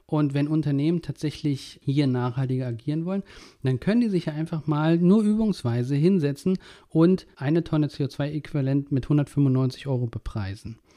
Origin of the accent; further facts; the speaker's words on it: East Germany, Germany; now in Berlin, Germany; Ich bin in der DDR groß geworden